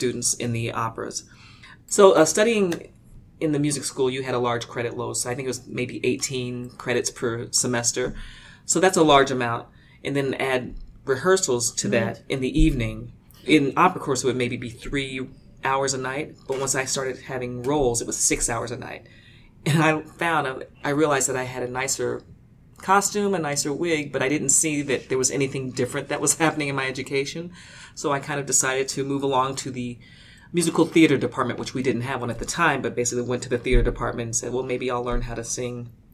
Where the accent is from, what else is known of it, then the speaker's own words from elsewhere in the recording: Indianapolis, Indiana, United States; moved away as an adult; also born or lived in Chicago; now in New York, United States; I'm from Indianapolis, Indiana